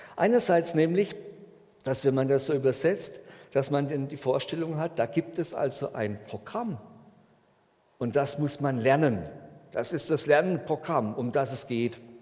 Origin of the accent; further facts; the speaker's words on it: Germany; bei uns in Deutschland